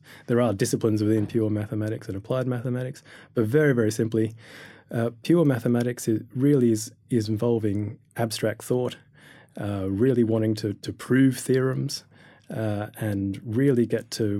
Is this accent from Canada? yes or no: no; Australia; learning about astrophysics as a Year 12 student back in Australia. You might be able to hear my accent there.